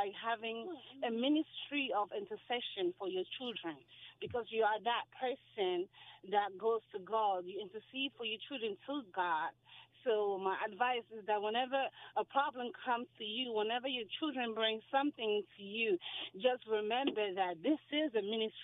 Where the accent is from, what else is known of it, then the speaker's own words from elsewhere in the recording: Cameroon; moved away; I'm from originally from Cameroon